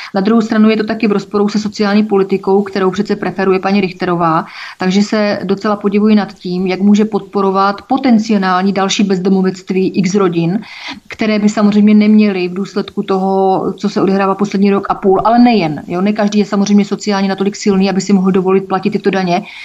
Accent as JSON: {"language": "Czech", "country": "Czechia", "said": "jsem především občanka České republiky a nebudu nikde psát, že mám národnost evropskou, když mám národnost českou"}